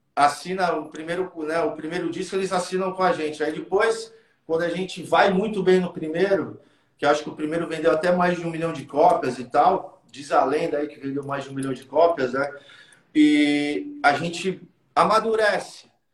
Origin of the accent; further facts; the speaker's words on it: Santos, São Paulo, Brazil; A gente a gente é de Santos